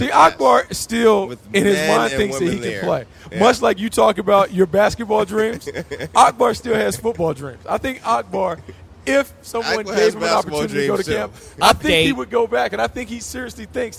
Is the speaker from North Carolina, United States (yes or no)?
yes; North Carolina, United States; I'm from North Carolina.